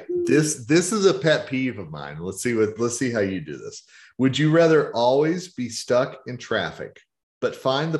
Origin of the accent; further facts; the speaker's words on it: Oklahoma, United States; now in Colorado, United States; growing up in Oklahoma